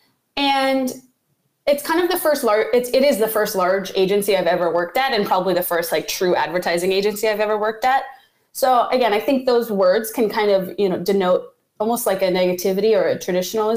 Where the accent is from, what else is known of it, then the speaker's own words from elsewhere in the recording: Richmond, Virginia, United States; moved away; also born or lived in New York / Oceanside, California; I was born and raised in Richmond, Virginia, which is kind of like a small city in the South.